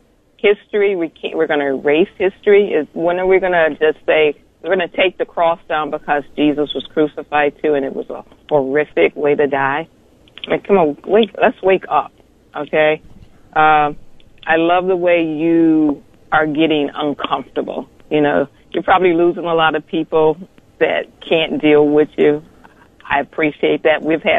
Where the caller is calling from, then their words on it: Akron, Ohio, United States; I'm calling you from Akron.